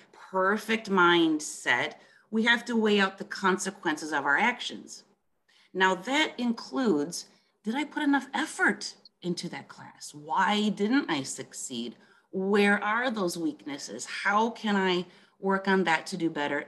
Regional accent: Milwaukee, Wisconsin, United States; moved away as an adult; now in France; I was born in Milwaukee, Wisconsin.

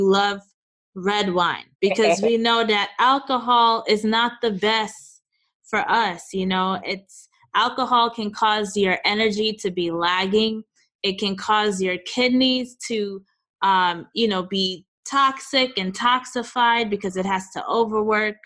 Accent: New York, United States; moved away as an adult; also born or lived in Oakland / Chicago; now in Los Angeles, United States; So I've lived in New York, born and raised in New York, lived in Oakland after for, like, let's say a couple years, 2.5 years. Then I moved to Chicago, lived there for about 7 years, and then now we live in Los Angeles

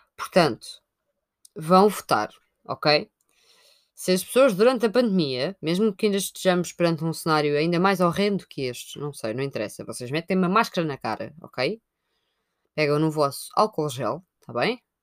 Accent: Sintra, Lisbon, Portugal; eu sou de Sintra

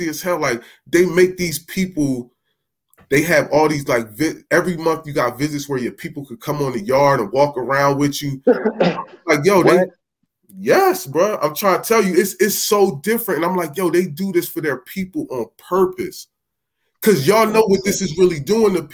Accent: New Jersey, United States; I'm from South Jersey

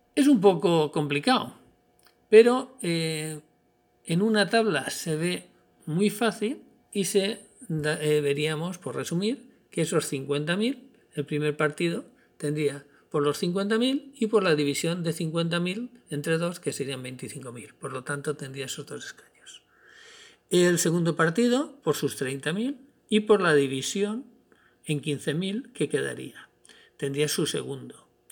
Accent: Spain; nuestro país

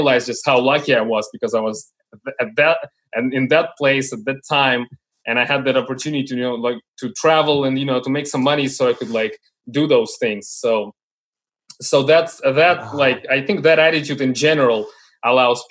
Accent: Moscow, Russia; we are from Moscow and we are from Russia. Don't forget the roots and like the way that we had to grow up here

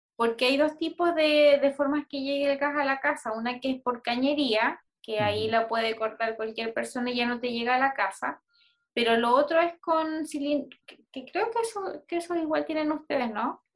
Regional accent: Puerto Varas, Los Lagos, Chile; moved away; donde yo nací en Puerto Varas

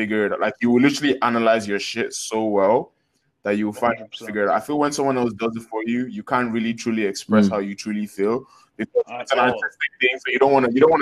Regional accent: Nigeria; we're all Nigerian boys now

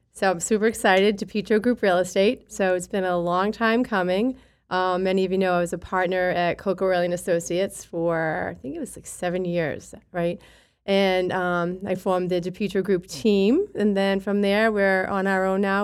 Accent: Boston, Massachusetts, United States; I grew up in East Boston

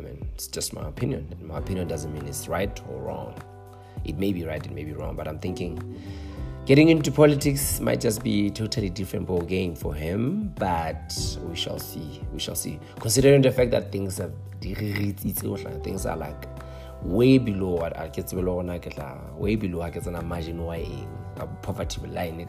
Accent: Lesotho; I'm from Lesotho

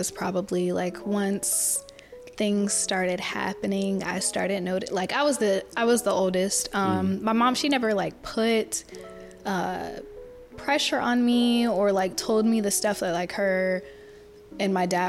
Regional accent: Lakeland, Florida, United States; I am originally from Florida, born and raised Lakeland, Florida.

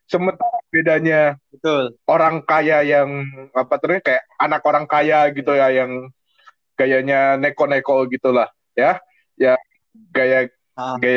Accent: West Jakarta, Jakarta, Indonesia; gue dari Jakarta Barat tinggal di Taman Ratu

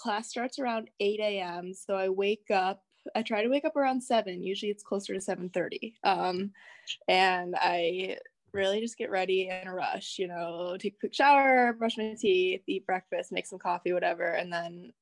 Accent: Rochester, New York, United States; I'm from Rochester, New York, which is upstate New York

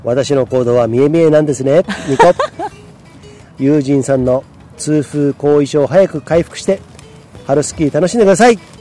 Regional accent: Komae, Tokyo, Japan; moved away as an adult; also born or lived in Nagano Prefecture; now in Nagano, Japan; 俺は東京生まれ東京育ちみたいなねあのちょっととかだけどねマッキーの山の手と比べるとちょっと世田谷の隣の狛江市っていうところでずっと生まれ育ったわけなんです

